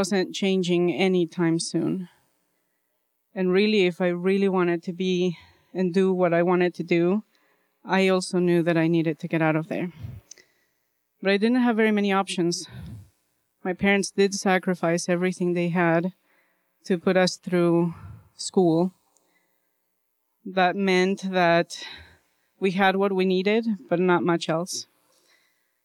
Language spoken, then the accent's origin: English; Bolivia; moved away; I grew up in Bolivia.